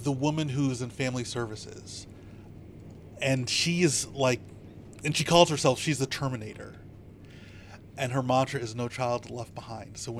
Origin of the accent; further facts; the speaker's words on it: United States; as an American